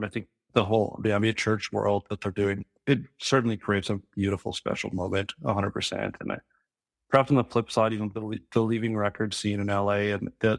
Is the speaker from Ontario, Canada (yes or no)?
no; Saskatchewan, Canada; now in Vancouver, Canada; I'm from Saskatchewan, but I live and work in Vancouver.